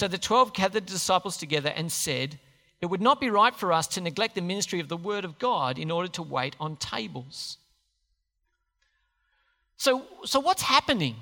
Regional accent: Australia; we're Aussies

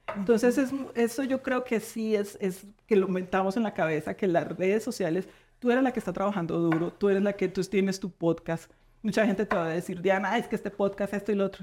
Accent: Coffee Region, Eje Cafetero, Colombia; moved away; Yo soy de la región cafetera

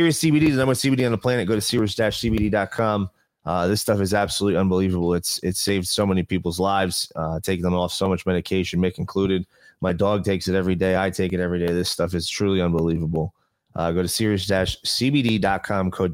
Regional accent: New Jersey, United States; now in Las Vegas, United States; I come from New Jersey area where service is everywhere

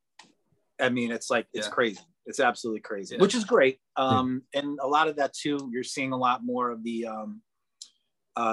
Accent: Boston, Massachusetts, United States; moved away; when I'm home, like when I'm in Boston.

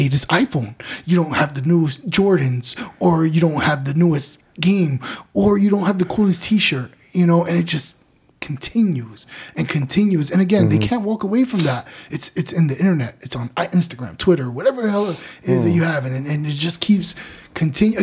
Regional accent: Newark, New Jersey, United States; born and raised in Newark. It was not the easiest playground in the world

